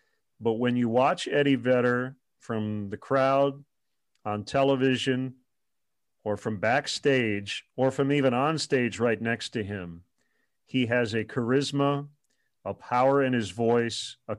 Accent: Michigan, United States; He was from Coleman, Michigan, not too far from my hometown.

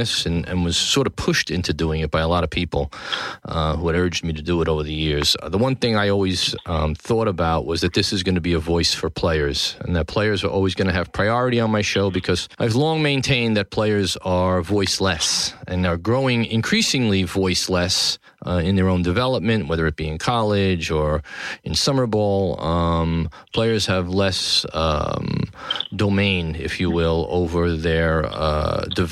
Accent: New York City, New York, United States; downtown New York City, my hometown, Tribeca.

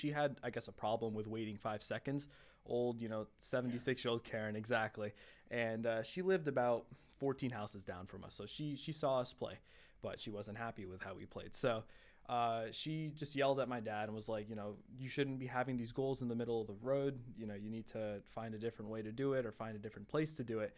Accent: Michigan, United States; I was born in Michigan

